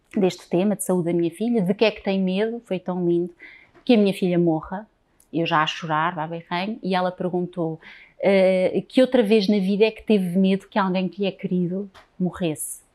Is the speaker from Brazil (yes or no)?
no; Lisbon, Portugal; eu sou lisboeta, alfacinha, nascida em Lisboa